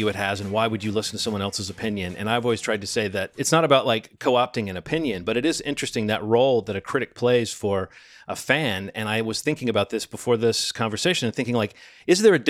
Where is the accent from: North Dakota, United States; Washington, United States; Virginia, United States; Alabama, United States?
Alabama, United States; Birmingham; my hometown of Birmingham, Alabama